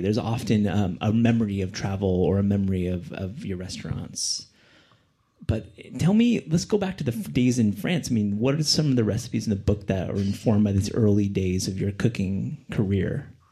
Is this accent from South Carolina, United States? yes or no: no; Kalamazoo, Michigan, United States; I'm from Kalamazoo